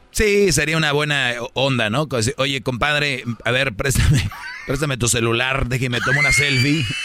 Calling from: Ukiah, California, United States; Desde Yucaya, California.

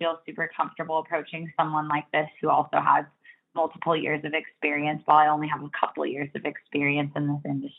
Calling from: Oregon, United States

